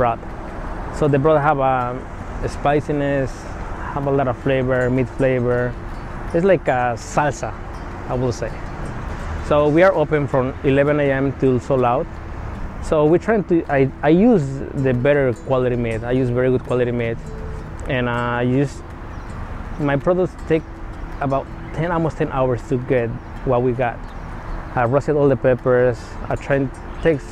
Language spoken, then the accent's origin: English; Mexico; also born or lived in Arizona; now in United States; I'm from Mexico, and my mom is very old school, and she started teaching me about food